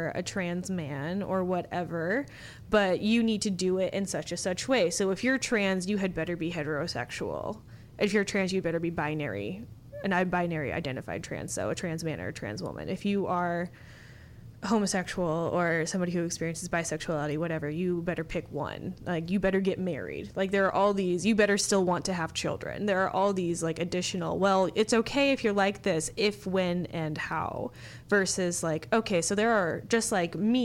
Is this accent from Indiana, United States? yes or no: yes; a smaller town in Indiana, United States; I am from a smaller town in Indiana that is very conservative and small